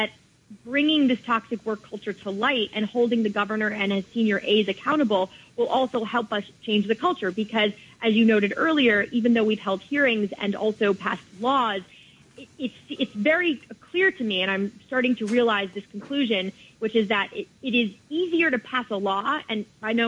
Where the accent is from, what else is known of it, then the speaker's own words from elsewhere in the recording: New York, United States; I am a New Yorker, born and raised, and also very proud of it.